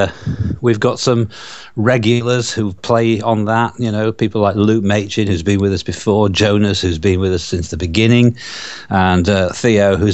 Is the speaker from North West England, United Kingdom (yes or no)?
no; Yorkshire and the Humber, United Kingdom; accent: Yorkshire; my Yorkshire accent